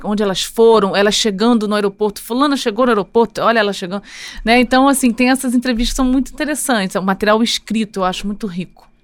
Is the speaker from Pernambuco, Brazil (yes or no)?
no; Rio de Janeiro, Brazil; Nasci no Rio de Janeiro e sou carioca